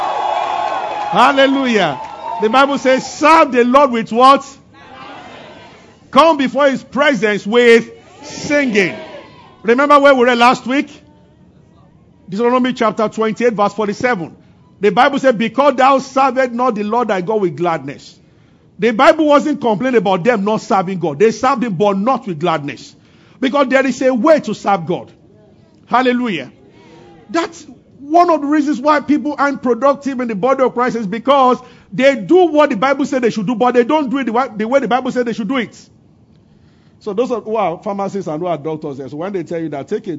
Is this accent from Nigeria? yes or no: yes; Abeokuta, Ogun State, Nigeria; growing up in Abeokuta as a boy